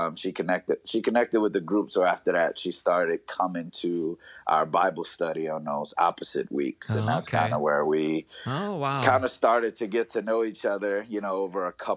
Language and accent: English; north of New Orleans, Louisiana, United States; moved away as an adult; also born or lived in North Dakota; now in Twin Cities, Minnesota, United States; I grew up in Louisiana, right north of New Orleans